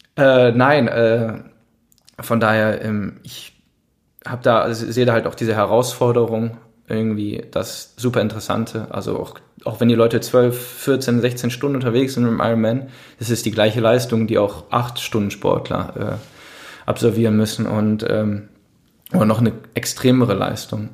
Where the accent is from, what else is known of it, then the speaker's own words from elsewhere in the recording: Düsseldorf, North Rhine-Westphalia, Germany; ich dann als Düsseldorfer